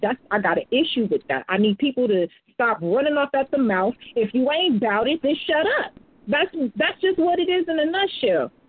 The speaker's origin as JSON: {"language": "English", "country": "United States", "said": "I'm American too"}